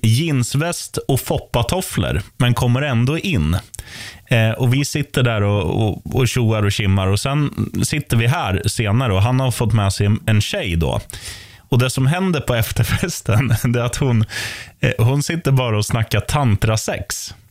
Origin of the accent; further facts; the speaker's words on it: Eskilstuna, Södermanland, Sweden; i min hemstad, Eskilstuna